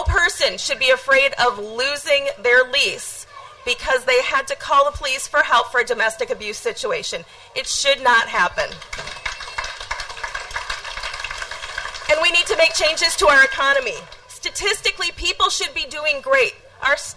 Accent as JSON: {"language": "English", "town": "Eau Claire", "region": "Wisconsin", "country": "United States", "tie": "born or raised there", "said": "Growing up in Eau Claire, I was constantly surrounded by people who looked and talked like I was"}